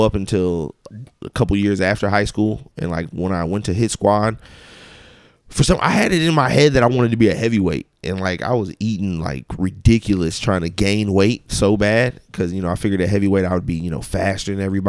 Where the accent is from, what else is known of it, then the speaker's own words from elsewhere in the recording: Ferguson, Missouri, United States; I grew up in Ferguson.